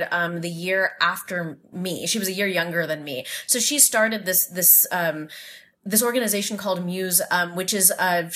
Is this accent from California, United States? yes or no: yes; California, United States; I grew up in America, and I am Indian